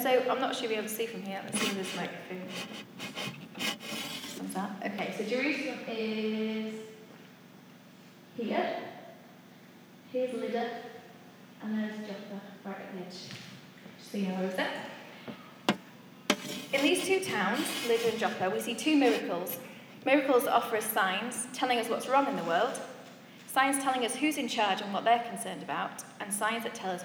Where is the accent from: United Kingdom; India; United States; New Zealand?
United Kingdom; Beverley, Yorkshire and the Humber; moved away; I went back to Beverley, which is my hometown, the place where I spent most of my teenage years